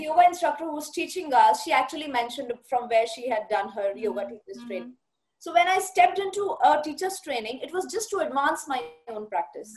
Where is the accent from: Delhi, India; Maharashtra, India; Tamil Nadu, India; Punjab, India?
Punjab, India; Bathinda; moved away; also born or lived in Jaipur; I have been born and brought up in Punjab. I'm a Punjabi basically, and my parents both are Punjabis, and I was uh, brought up in Batinda.